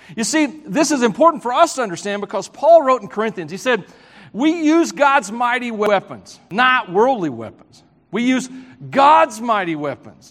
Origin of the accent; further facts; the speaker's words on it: Tennessee, United States; moved away; I grew up in Southern Gospel area of the country